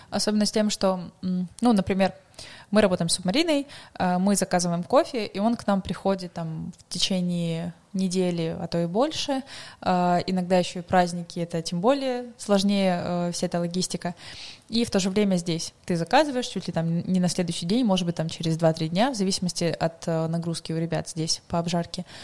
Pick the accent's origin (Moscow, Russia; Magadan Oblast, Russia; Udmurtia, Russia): Magadan Oblast, Russia; now in Krasnodar, Russia; я сама с Дальнего Востока, а, с Магаданской угу. области.